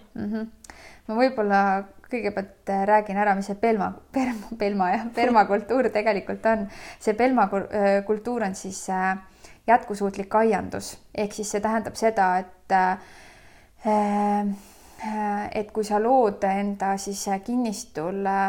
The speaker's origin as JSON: {"language": "Estonian", "town": "Loksa", "region": "Harju County", "country": "Estonia", "tie": "born or raised there", "said": "mina sündisin väikses Eesti linnas nimega Loksa"}